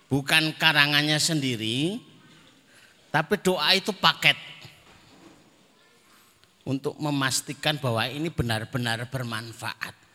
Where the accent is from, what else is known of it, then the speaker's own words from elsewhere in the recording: Magetan, East Java, Indonesia; Karena kami dari Madiun walaupun Magetan ya. Kalimatnya Magetan tapi dekatnya Madiun. Bahkan sumur yang sering